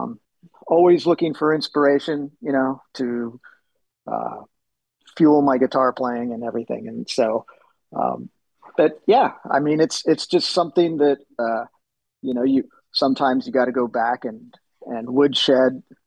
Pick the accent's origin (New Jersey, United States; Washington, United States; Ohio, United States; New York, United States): Washington, United States; Seattle; I was growing up in Seattle at that time